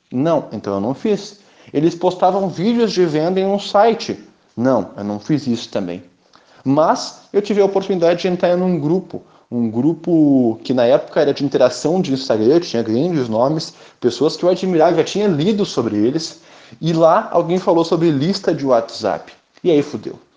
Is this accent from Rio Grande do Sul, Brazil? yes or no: yes; Rio Grande do Sul, Brazil; eu sou gaúcho